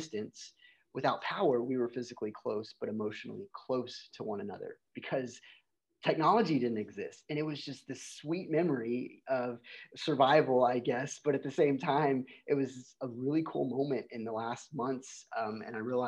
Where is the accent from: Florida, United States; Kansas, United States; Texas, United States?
Texas, United States; Shiner; I grew up in this little tiny town in Texas called Shiner, Texas.